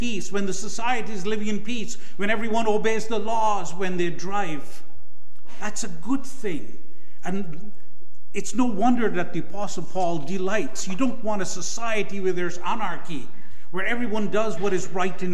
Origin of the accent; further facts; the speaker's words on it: Guyana; Guyana, my home country